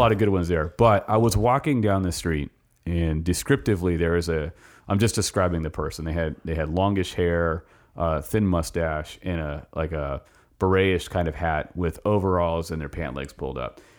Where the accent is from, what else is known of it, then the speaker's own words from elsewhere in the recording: Los Angeles, California, United States; now in Richmond, United States; I grew up in Los Angeles